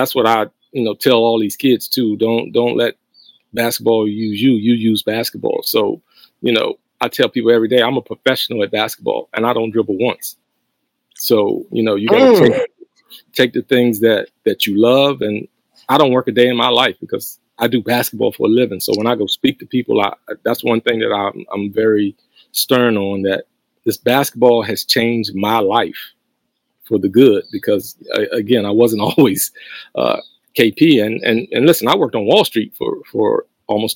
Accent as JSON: {"language": "English", "town": "Hurt", "region": "Virginia", "country": "United States", "tie": "born or raised there", "said": "my hometown"}